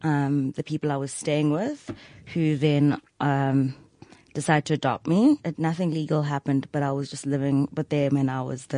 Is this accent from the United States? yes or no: no; Johannesburg, Gauteng, South Africa; born or raised there; accent: private school accent; also born or lived in Polokwane (Pietersburg)